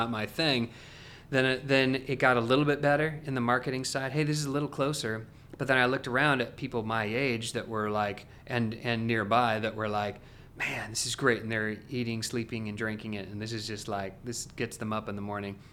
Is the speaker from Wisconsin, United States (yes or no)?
no; Salem, Oregon, United States; now in Franklin, United States; I am originally from Salem, Oregon, so, uh, a long way from here.